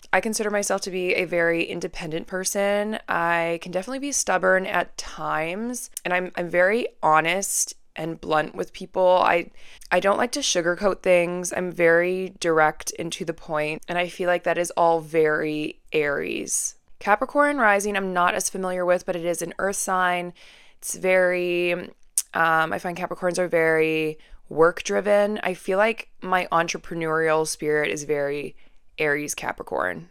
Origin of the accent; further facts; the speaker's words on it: Vancouver, British Columbia, Canada; I'm born and raised in Vancouver